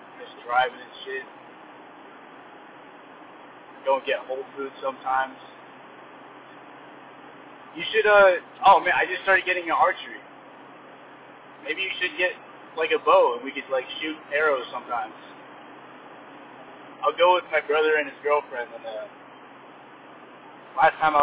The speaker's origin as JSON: {"language": "English", "region": "California", "country": "United States", "said": "I'm from California"}